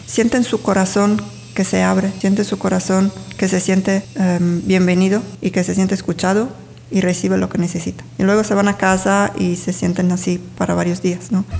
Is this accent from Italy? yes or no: yes; Sardinia, Italy; moved away as an adult; also born or lived in England / Mexico; llegando de mi tierra original, originaria, se dice. Sí, yo soy de Sardeña